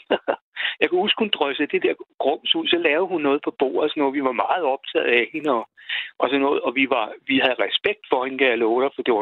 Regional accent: Kamstrup and Darup, south of Roskilde, Zealand, Denmark; det ligger syd for Roskilde, noget, der hedder Kamstrup og Darup. Okay. Og der er foregår der i min barndom

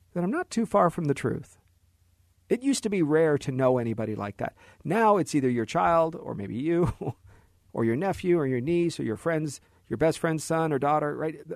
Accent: United States; As an American

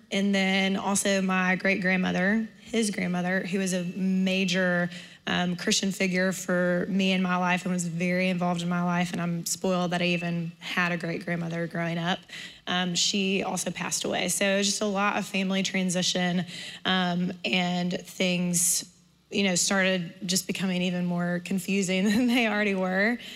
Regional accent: Homewood, Alabama, United States; I grew up in Homewood

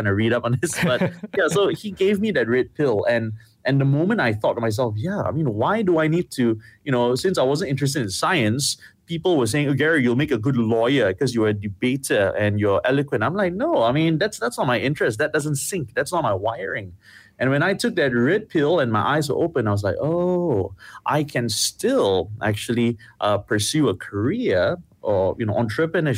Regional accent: Ipoh, Perak, Malaysia; growing up in Ipoh

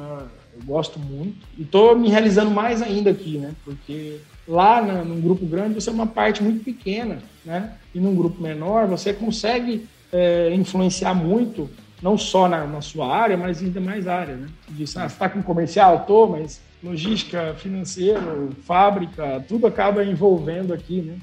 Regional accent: Dracena, São Paulo, Brazil; moved away; also born or lived in Ribeirão Preto / Jundiaí / Sorocaba; nasci aqui em Dracena, fui percorri o, o Brasilzão aí, fui para Ribeirão, São Paulo, Jundiaí, Sorocaba. E tô de volta aqui há dois anos

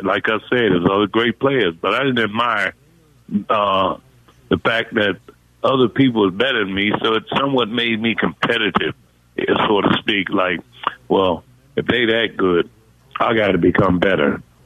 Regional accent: United States; I'm from the Washington D.C. Maryland area, and I grew up with a single mom that had 11 kids

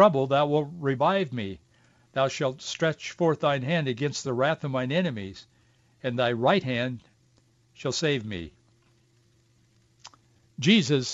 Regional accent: Yakima, Washington, United States; Growing up in Yakima, in the Yakima Valley, I remember in the late 50s and early 60s

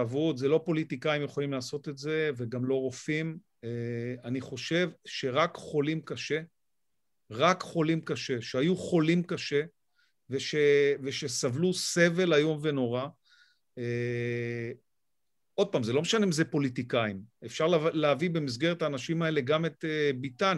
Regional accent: Israel; אני קודם כל ישראלי

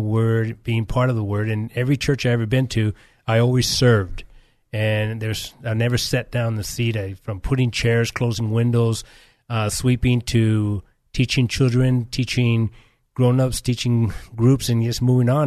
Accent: California, United States; also born or lived in Nicaragua; I was born here in California. I was, uh, for seven years, I was raised in Central America, Nicaragua.

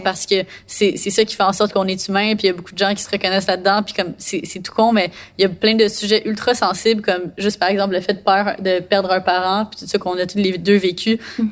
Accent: Montreal, Quebec, Canada; j'ai fait toutes mes études à Montréal, puis là j'habite à Montréal.

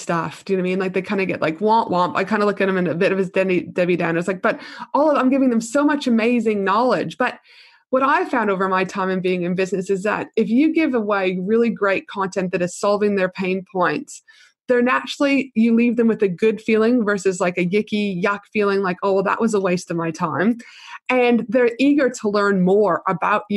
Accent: Canada; accent: Canadian; my Canadian accent

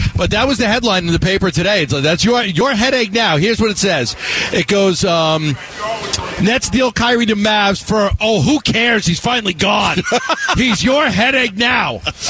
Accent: New York, United States; now in Phoenix, United States; Yeah, you guys do know I'm from New York, right?

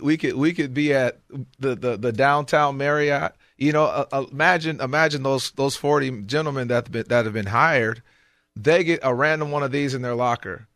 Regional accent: Michigan, United States; I grew up in Michigan.

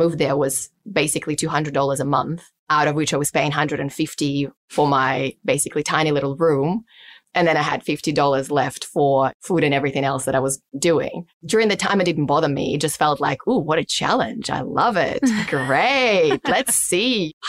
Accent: Siberia, Russia; English is a second language; moved away as an adult; also born or lived in Beijing, China; I grew up in Siberia, deep in the snow, where it would have four seasons, but winter would be at least 4 to 6 months a year, and the average temperature would be going down to minus 45 Celsius

